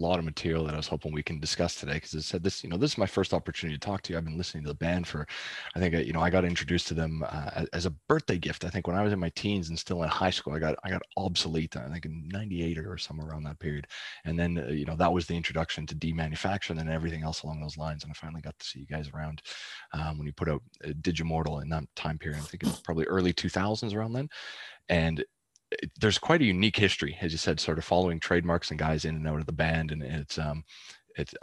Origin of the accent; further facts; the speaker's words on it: Canada; now in Newcastle, Australia; I'm Canadian originally